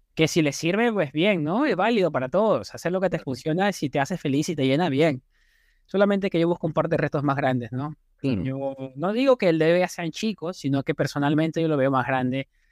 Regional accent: Lima, Peru; moved away as an adult; also born or lived in Thailand; now in New York, United States; Yo soy limeño, de pura cepa, breñense. Crecí toda mi vida en Breña

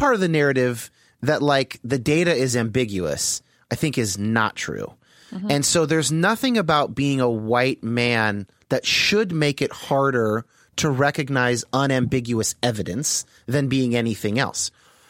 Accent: Los Gatos, California, United States; And I've had mixed race friends my entire childhood through high school, growing up in the Bay Area.

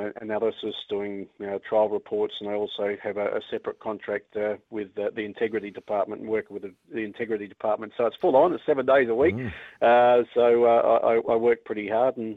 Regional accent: Brisbane, Queensland, Australia; moved away as an adult; also born or lived in Victoria, Australia; now in Invercargill, New Zealand; I was born in Brisbane

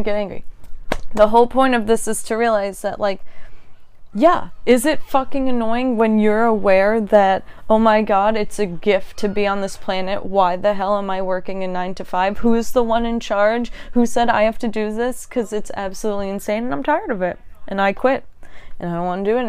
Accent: United States; growing up in America

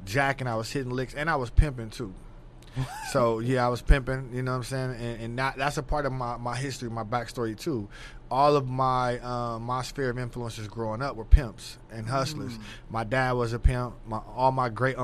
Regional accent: Los Angeles, California, United States; moved away as an adult; also born or lived in Palmdale, California / Bakersfield, California; now in Texas, United States; I'm from LA, born and raised in South Central LA.

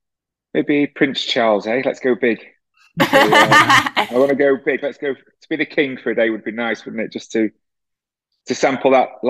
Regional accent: Sheffield, Yorkshire and the Humber, United Kingdom; I grew up in Sheffield.

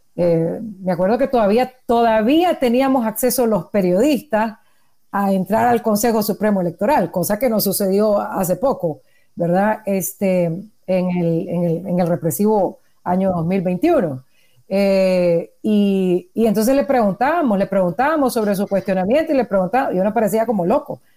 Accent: Nicaragua; soy periodista independiente nicaragüense

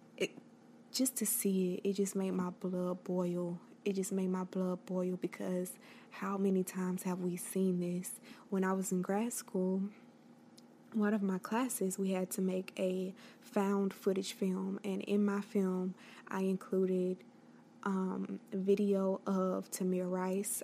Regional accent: the South, United States; I am from the South.

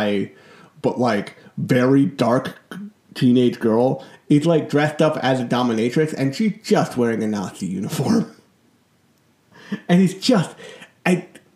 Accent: United States; my home country, America

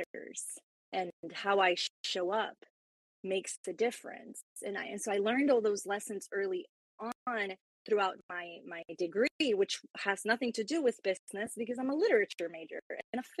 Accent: Puerto Rico; now in Florida, United States; I am from Puerto Rico, but now transplanted in the U.S. here in Florida. And so I speak Spanish as well.

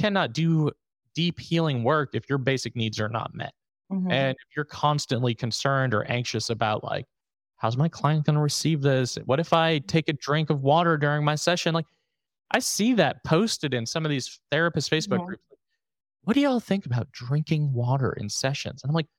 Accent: New York, United States; I'm from New York.

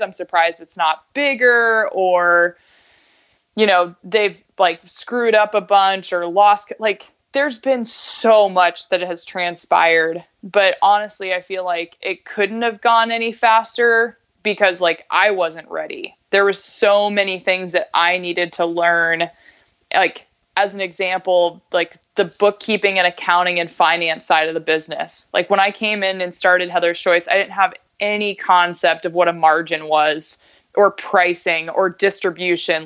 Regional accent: Alaska, United States; moved away as an adult; also born or lived in Bellingham / Colorado; I grew up in Alaska, went to school in Bellingham

